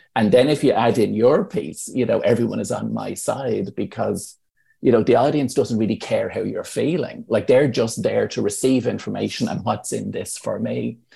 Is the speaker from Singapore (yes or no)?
no; Ireland; as Irish people